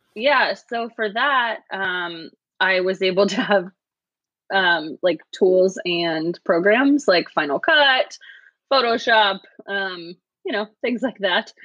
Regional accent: Sacramento, California, United States; also born or lived in Danville, California / Bay Area; I was born in the Bay Area, and then my family moved to the suburbs outside of Sac when I was seven. Seven, yeah, and uh, was raised in the burbs

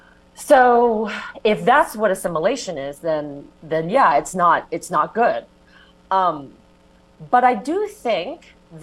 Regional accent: California, United States; accent: classic California kind of nondescript accent; also born or lived in New York; I'm very American, right? So even though I do have ties to both China and Jamaica, you know, I'm also a kid that was born in New York and raised in California. I speak with a kind of classic California kind of nondescript accent.

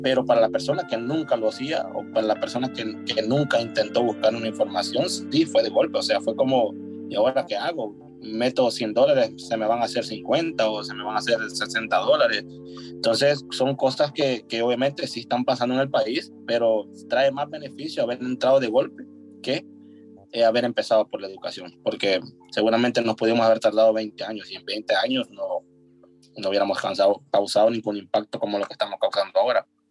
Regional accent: San Miguel, El Salvador; yo soy del Salvador, yo soy de San Miguel, que es la cabecera de, los oriente del país. Estoy a alrededor de tres horas de la capital.

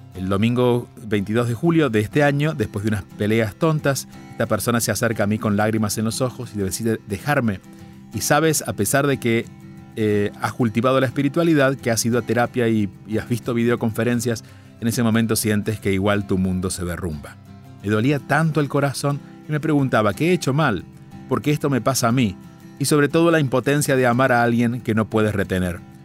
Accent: Argentina; mi pueblo, en Argentina

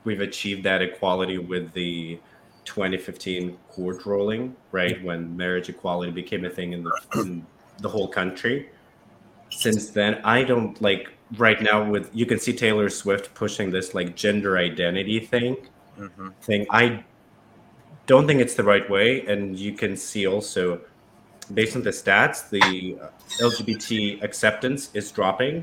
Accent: Russia; accent: Russian; English is a second language; now in United States; when I was growing up in Russia

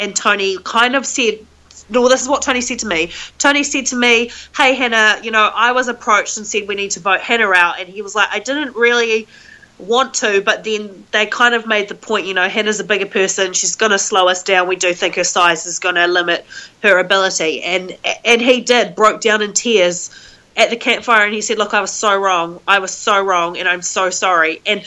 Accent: Whangarei, Northland, New Zealand; I come from New Zealand where we don't have snakes and we don't have scorpions

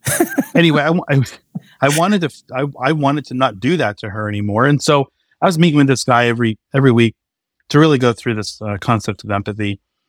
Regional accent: New England, United States; growing up in New England, it's just kind of especially for a guy, I think it's this, the suck it up, man up.

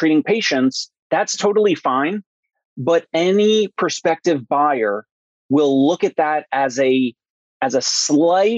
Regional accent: New Jersey, United States; My parents are in New Jersey. I'm from New Jersey. I know the state very well.

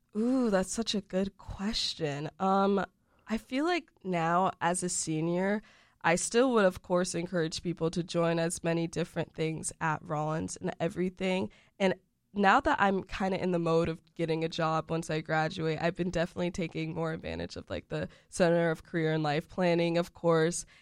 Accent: Windermere, Florida, United States; also born or lived in Orlando, Florida; I'm actually originally from Orlando, Florida, but more specifically, I grew up in Windermere

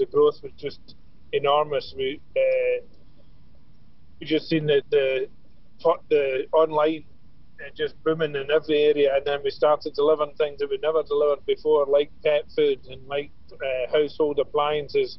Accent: Glasgow, Scotland, United Kingdom; moved away as an adult; now in Ireland; I'm from Glasgow. I came over for a 2-week holiday to Ireland about 40 years ago.

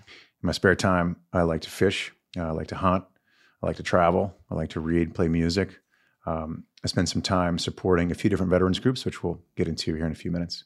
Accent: Longview, Texas, United States; pretty typical Texas kid. I grew up in Longview, so northeast Texas, just outside the city

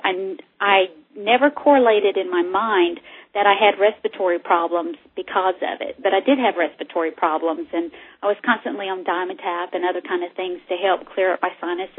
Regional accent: North Carolina, United States; I was raised in North Carolina

